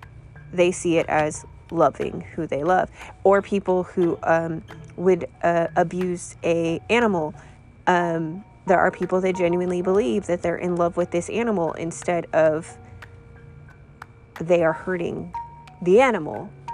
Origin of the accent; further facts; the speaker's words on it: California, United States; So for me, growing up in California, that's what I've learned.